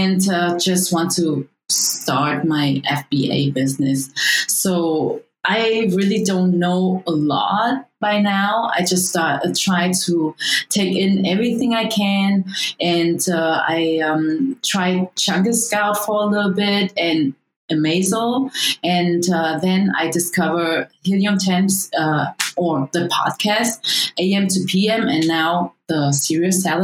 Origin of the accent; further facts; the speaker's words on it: Germany; moved away as an adult; also born or lived in Vietnam; now in Los Angeles, United States; I was born in Vietnam. I grew up in Germany. I came to LA in 2015, so not long time ago.